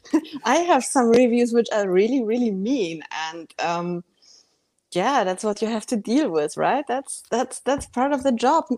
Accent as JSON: {"language": "English", "region": "Bavaria", "country": "Germany", "tie": "born or raised there", "moved": "yes", "said": "I grew up in Bavaria"}